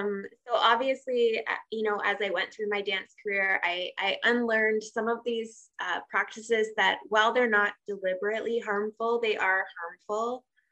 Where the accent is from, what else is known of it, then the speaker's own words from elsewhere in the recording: Tokyo, Japan; that's actually where I met her growing up in Tokyo and doing restaurant gigs and that kind of thing.